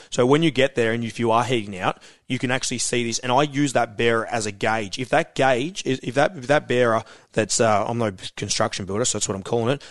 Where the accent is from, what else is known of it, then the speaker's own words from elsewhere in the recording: Queenscliff, Victoria, Australia; Queenscliff is where I'm from